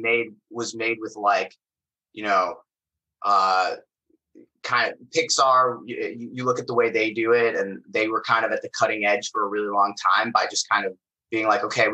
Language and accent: English; Phoenix, Arizona, United States; moved away as an adult; also born or lived in Bay Area, California; now in Los Angeles, United States; I'm originally from Phoenix, Arizona